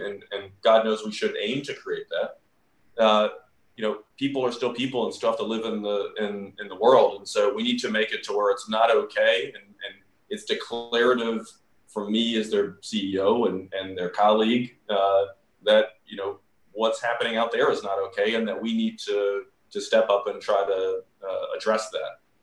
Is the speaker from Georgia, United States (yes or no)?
yes; Georgia, United States; moved away; growing up in the South